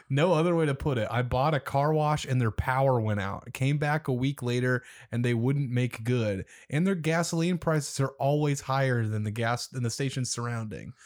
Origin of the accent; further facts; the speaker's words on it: Omaha, Nebraska, United States; my hometown